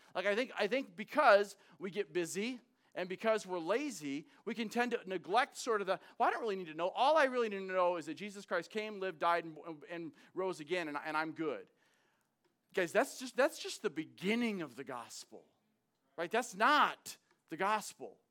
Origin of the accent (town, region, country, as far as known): United States